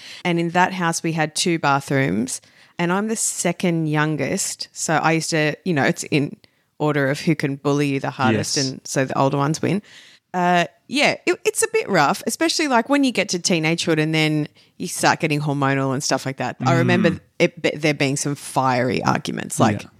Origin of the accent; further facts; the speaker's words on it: Sydney, New South Wales, Australia; Up northwest in Eastwood is where I was born. Channel 7 used to be there. That was our claim to fame.